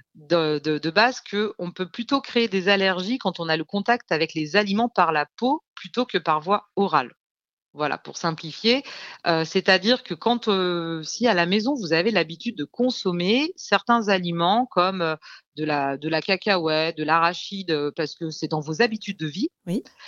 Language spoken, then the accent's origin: French; Lyon, Auvergne-Rhône-Alpes, France; moved away; also born or lived in south of France; je suis lyonnaise à la base